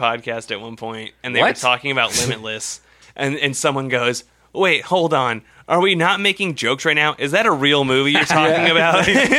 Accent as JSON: {"language": "English", "country": "United States", "said": "I'm from America."}